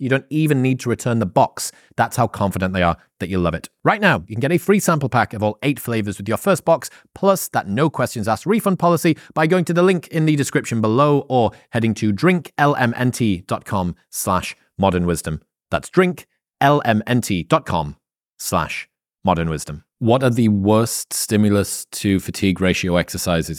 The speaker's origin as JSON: {"language": "English", "country": "United Kingdom", "said": "I'm British."}